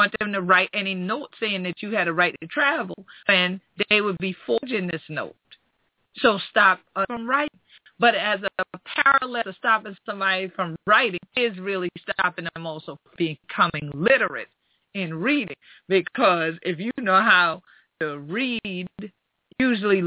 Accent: South Carolina, United States; my home state, South Carolina

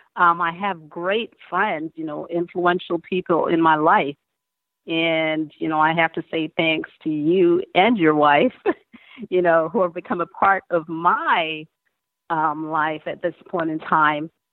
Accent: Montego Bay, Saint James, Jamaica; moved away; I was born in Montego Bay, Jamaica

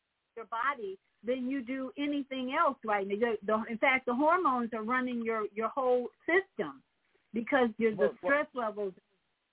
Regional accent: Chicago, Illinois, United States; in Chicago, my hometown, where I live

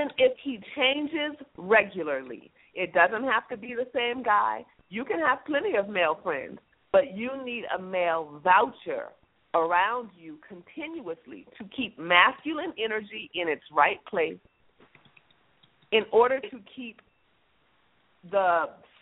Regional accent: United States; us as American women

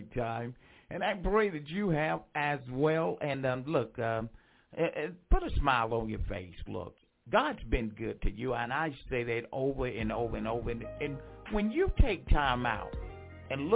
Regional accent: Franklinton, North Carolina, United States; my hometown, Franklinton, North Carolina.

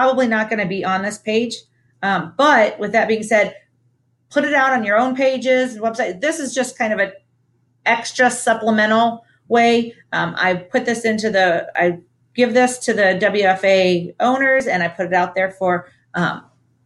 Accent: Ohio, United States; my home state of Ohio

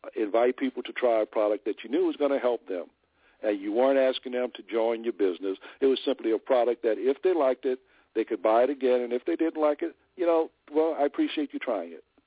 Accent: New Orleans, Louisiana, United States; I'm originally from New Orleans, and I was living in New Orleans during the time of that company launch

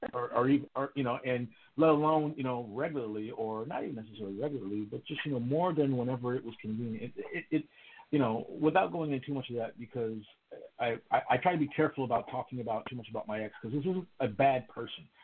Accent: Houston, Texas, United States; I live here in, in the the city of Houston in the great state of Texas, which is um, for all practical purposes my hometown

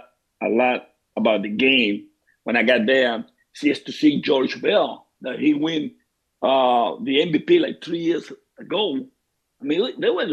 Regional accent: Venezuela; moved away as an adult; now in Tampa, United States; I grew up in Venezuela

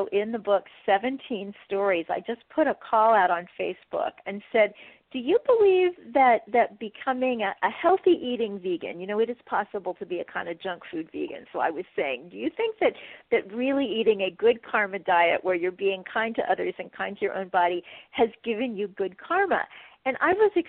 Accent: Kansas City, Missouri, United States; moved away; also born or lived in Wheaton, Illinois; I come from Kansas City, Missouri, a town that has a steak named for it.

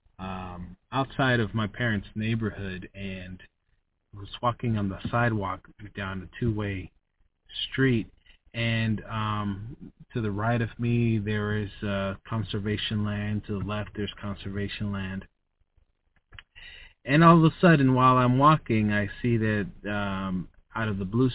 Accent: United States; I was born in the USA. I'm an American

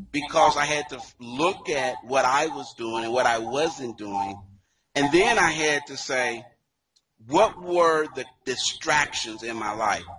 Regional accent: Dayton, Ohio, United States; a native, as you mentioned, of Dayton, Ohio

